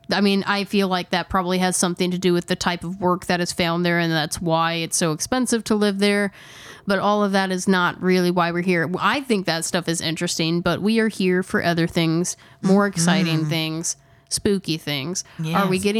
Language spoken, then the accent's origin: English; Indiana, United States; accent: twang; Just know that we're from Indiana and we are painfully, painfully aware of how we speak and how I actually probably speak worse than Megan does.